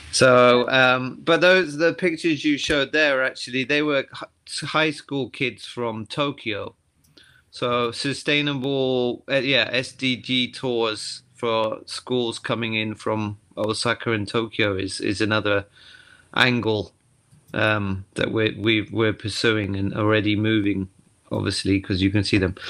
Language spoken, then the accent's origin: English; the Cotswolds, South West England, United Kingdom; moved away as an adult; now in Tottori, Japan; I'm from the Cotswolds in England, so I was a, you know, I've always been a country boy